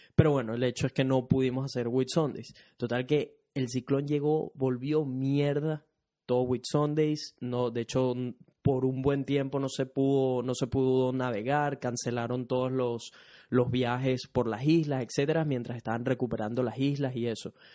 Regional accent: Venezuela; now in Brisbane, Australia; soy un latino, específicamente venezolano, que reside en Brisbane, Australia

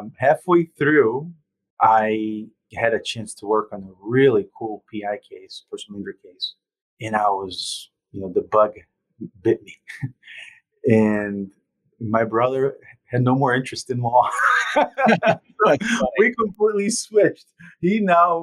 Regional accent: Brazil; also born or lived in Italy; now in Jacksonville, United States; So I'm Italian. I grew up in Brazil.

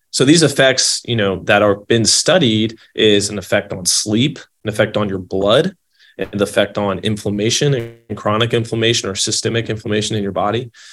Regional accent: Louisville, Kentucky, United States; moved away as an adult; now in California, United States; I'm from Louisville, Kentucky, originally

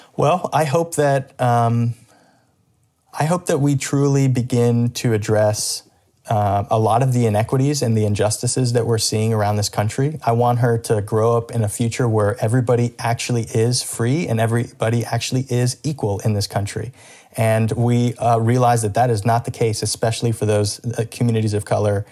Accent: Miami, Florida, United States; now in Orlando, United States; when I was growing up in Miami, Florida, um, as a second generation Cuban American

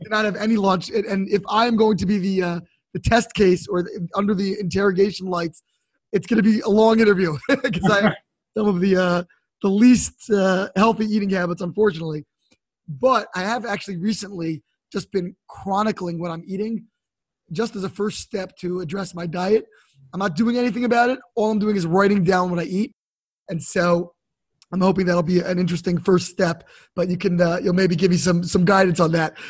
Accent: Baltimore, Maryland, United States; also born or lived in D.C. area; now in Washington, D.C. area, United States; I grew up in Baltimore and ended up down here in the D.C. area

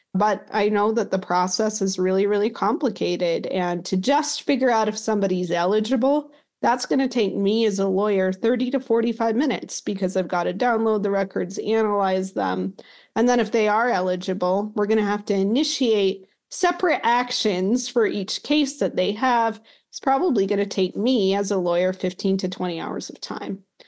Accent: Utah, United States; I grew up in Utah

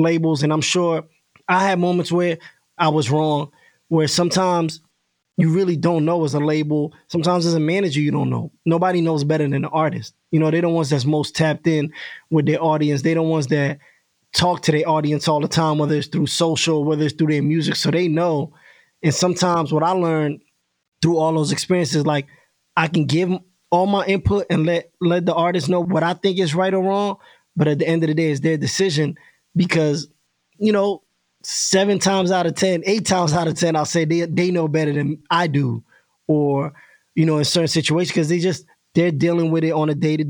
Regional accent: New York, United States; I was from New York

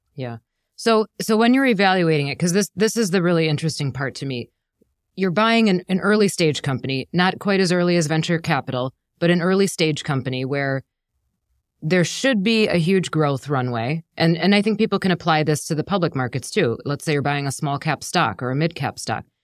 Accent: Wisconsin, United States; now in New York, United States; I am born and raised in Wisconsin

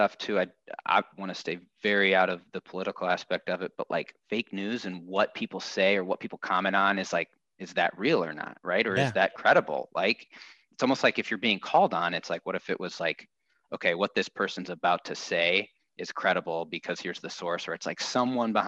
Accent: Midwest, United States; also born or lived in Minnesota / Indiana / Minneapolis; I grew up in the Midwest, was the oldest of three boys.

